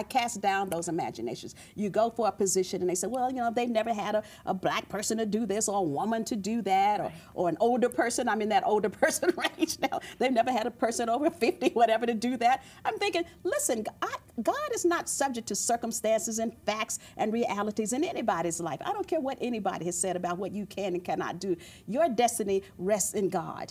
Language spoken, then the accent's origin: English; the South, United States; I grew up in the South